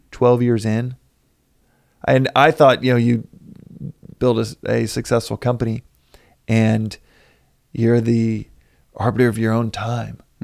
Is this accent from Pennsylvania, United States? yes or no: no; Texas, United States; we're both from Texas